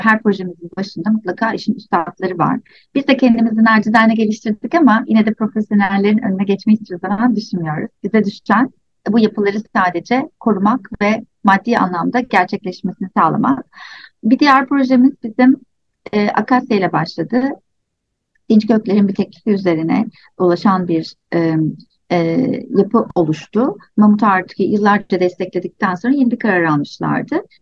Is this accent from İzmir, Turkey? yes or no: yes; İzmir, Turkey; ben İzmir'de büyüdüm.